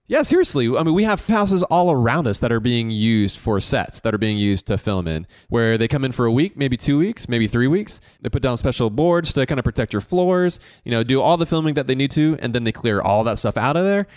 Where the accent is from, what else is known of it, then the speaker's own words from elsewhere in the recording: Augusta, Georgia, United States; Growing up in Augusta